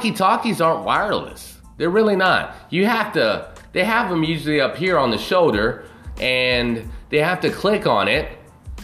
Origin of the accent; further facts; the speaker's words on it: United States; as an American